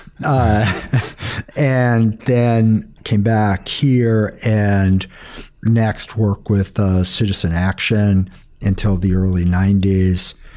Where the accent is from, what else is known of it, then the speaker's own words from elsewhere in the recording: outside of Boston, Massachusetts, United States; Outside of Boston, Massachusetts